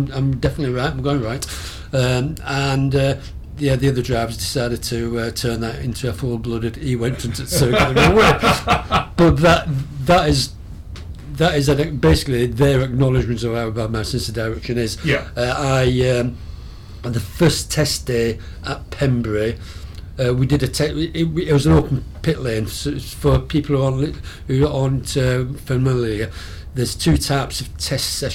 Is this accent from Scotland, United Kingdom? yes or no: no; Burnley, North West England, United Kingdom; moved away as an adult; also born or lived in Rochester; I was born and bred in Burnley